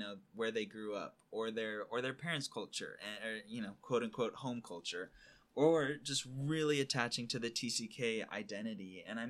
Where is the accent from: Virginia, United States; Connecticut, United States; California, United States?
California, United States; well, screw it, I'm from California, you know.